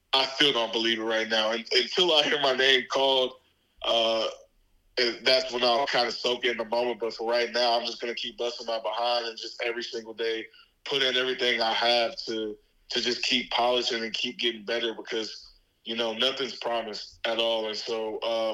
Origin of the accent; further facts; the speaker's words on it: Dallas, Texas, United States; moved away as an adult; also born or lived in Jackson, Mississippi; I'm born and raised in Dallas, Texas